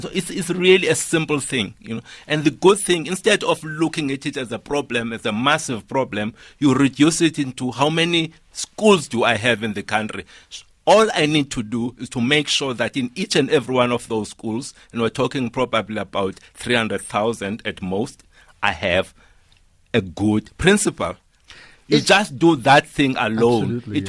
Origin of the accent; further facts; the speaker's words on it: Eastern Cape, South Africa; You know, I come from a rural area. I come from Mteto in Tabase. When I grew up, there was no internet in the schools that I had, absolutely.